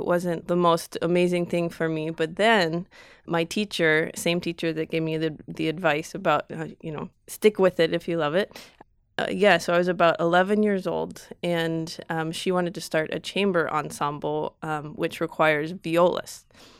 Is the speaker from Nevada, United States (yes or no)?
yes; Reno, Nevada, United States; Reno, Nevada.